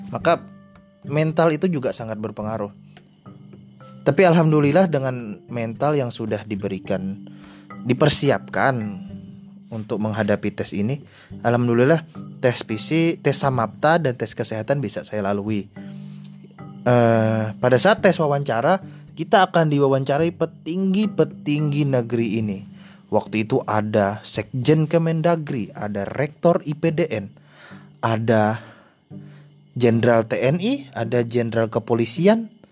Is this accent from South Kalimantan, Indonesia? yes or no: yes; Hulu Sungai Tengah, South Kalimantan, Indonesia; saya aslinya Kalimantan Selatan Kabupaten Hulu Sungai Tengah